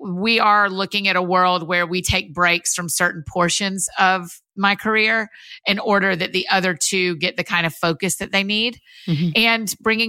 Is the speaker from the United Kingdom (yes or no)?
no; Marietta, Georgia, United States; I grew up outside of Atlanta in Marietta, Georgia, kind of Kennesaw, Woodstock area, and went to University of Georgia.